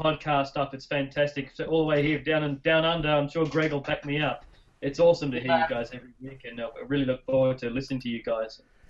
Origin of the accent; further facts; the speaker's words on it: New Zealand; now in Melbourne, Australia; I was born and raised in New Zealand